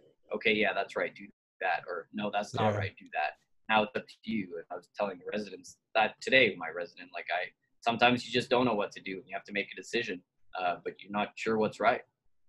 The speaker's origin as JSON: {"language": "English", "country": "Canada", "lives_now": "Texas, United States", "said": "The Canadians think I talk like a Texan, and the Texans still can tell that I'm Canadian, but not all the time. I'm blending in."}